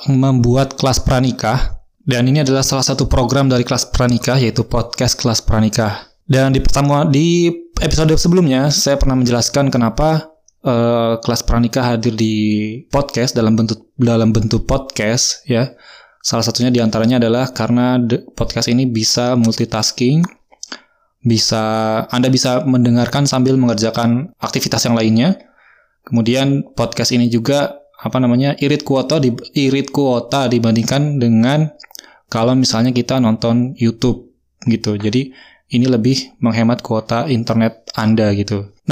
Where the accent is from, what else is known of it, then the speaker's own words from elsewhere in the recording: Bandung, West Java, Indonesia; now in Pandeglang, Indonesia; saya asli Bandung saya lahir di Bandung, sekolah, SD, SMP, SMA, sampai kuliah di Bandung. Dan sekarang saya terdampar di kota Pandeglang